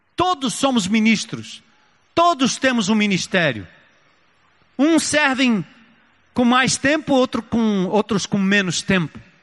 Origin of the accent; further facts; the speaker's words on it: São Paulo, Brazil; also born or lived in Grand Rapids, Michigan, United States; eu saí de São Paulo em 1980 para estudar fora, lá na América